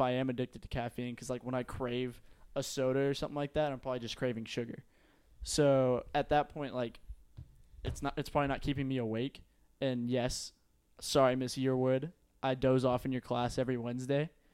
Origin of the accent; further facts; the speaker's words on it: Euless, Texas, United States; I grew up in Euless, we're pretty close to South Lake